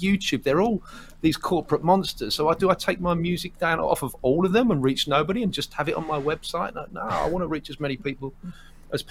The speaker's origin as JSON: {"language": "English", "area": "Essex", "region": "East of England", "country": "United Kingdom", "said": "I'm from about 20 miles northeast of London, which is a place called Essex. I'm an Essex boy through and through"}